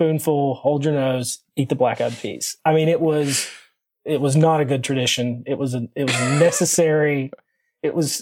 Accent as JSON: {"language": "English", "town": "Corbin", "region": "Kentucky", "country": "United States", "tie": "born or raised there", "said": "So I was born and raised in Southeastern Kentucky, really close to the Tennessee, Virginia, like tri-state area there, a small town called Corbin"}